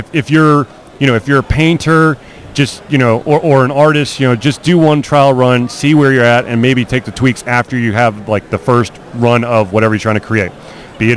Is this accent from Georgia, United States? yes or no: yes; Atlanta, Georgia, United States; I'm from Atlanta